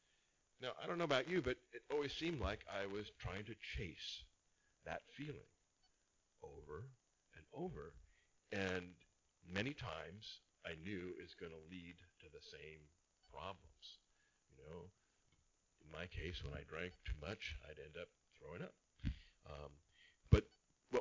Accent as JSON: {"language": "English", "town": "Anaheim", "region": "California", "country": "United States", "tie": "born or raised there", "also_born_or_lived": "Rancho Santa Margarita", "said": "I grew up here in Orange County in Anaheim, about 2 miles away from Disneyland"}